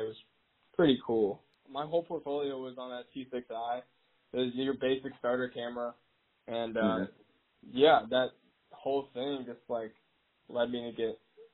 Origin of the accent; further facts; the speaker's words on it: Charleston, West Virginia, United States; I've grown up a WVU fan like my entire life. I'm from Charleston